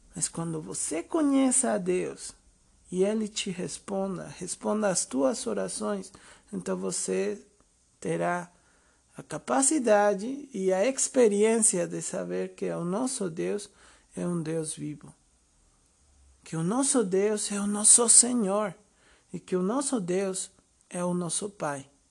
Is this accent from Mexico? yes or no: yes; Mexico; eu sou mexicano, tenho 36 anos